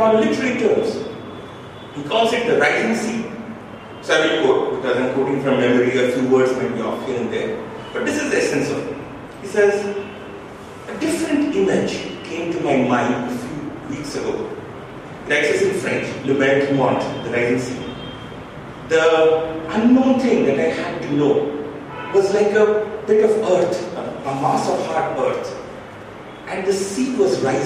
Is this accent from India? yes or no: yes; Ranchi, Jharkhand, India; I'm from Jharkhand, I'm from Ranchi.